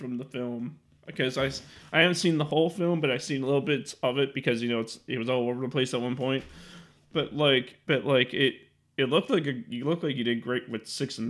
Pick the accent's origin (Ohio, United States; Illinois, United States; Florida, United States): Illinois, United States; Chicago; Now I'm from Chicago